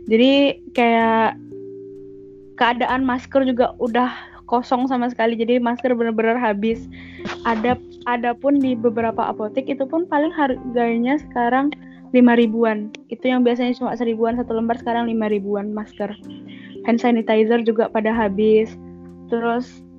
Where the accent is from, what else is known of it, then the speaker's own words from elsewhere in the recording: Bulungan, North Kalimantan, Indonesia; kalau di khusus daerah saya ya di Kalimantan Utara Kabupaten Bulungan itu mulai hari Senin besok itu anak-anak sekolah khususnya SMP SD itu udah mulai libur